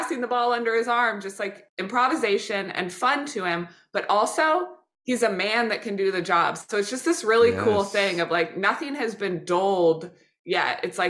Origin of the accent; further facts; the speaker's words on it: Midwest, United States; I'm a Midwesterner, people pleaser, rule follower